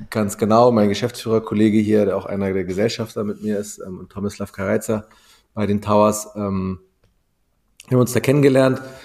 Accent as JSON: {"language": "German", "town": "Wedel", "region": "Schleswig-Holstein", "country": "Germany", "tie": "born or raised there", "said": "ich bin ähm, in Wedel groß geworden, in Schleswig-Holstein, am Stadtrand von Hamburg."}